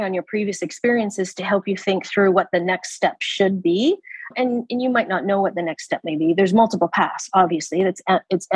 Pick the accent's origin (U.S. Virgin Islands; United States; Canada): Canada; moved away as an adult; now in Abu Dhabi, United Arab Emirates; I'm a Canadian